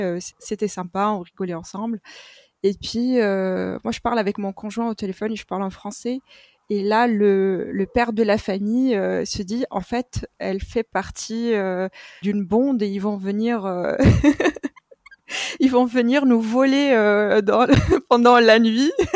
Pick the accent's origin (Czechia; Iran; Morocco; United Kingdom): Morocco; moved away; Le Maroc est mon pays d'origine